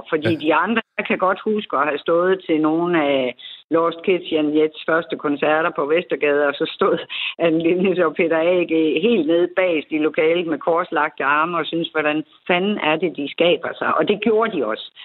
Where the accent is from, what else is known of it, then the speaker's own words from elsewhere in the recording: Aarhus, Central Denmark Region, Denmark; Altså, jeg er jo Aarhusianer og født og opvokset her